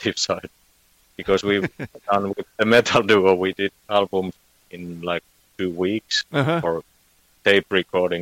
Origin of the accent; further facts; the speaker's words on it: Finland; first language Finnish; English is a second language; my native tongue is Finnish, so it's Suomi.